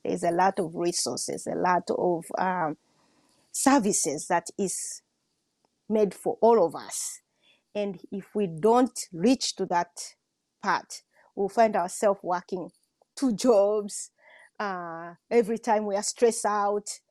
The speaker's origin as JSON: {"language": "English", "country": "Tanzania", "also_born_or_lived": "Washington State", "said": "I'm from Tanzania."}